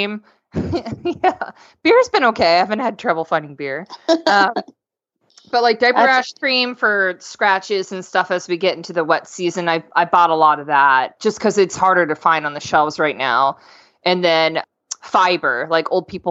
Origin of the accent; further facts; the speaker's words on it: Florida, United States; I'm from Florida